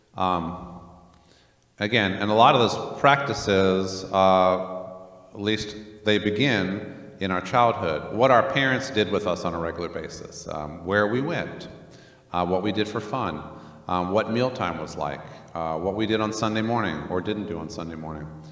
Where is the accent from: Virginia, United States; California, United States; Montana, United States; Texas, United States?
Virginia, United States; Northern; also born or lived in Germany; we were then raised in Northern Virginia.